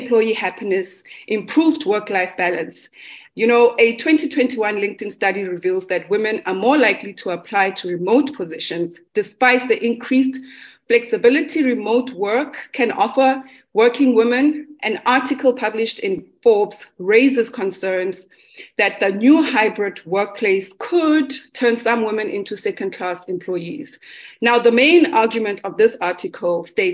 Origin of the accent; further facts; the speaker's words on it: South Africa; I am a South African Black femme.